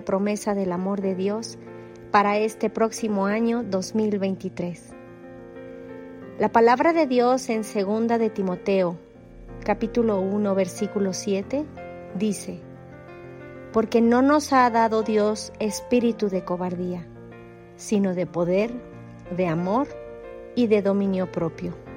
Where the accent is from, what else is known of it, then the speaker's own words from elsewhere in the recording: Mexico; soy de México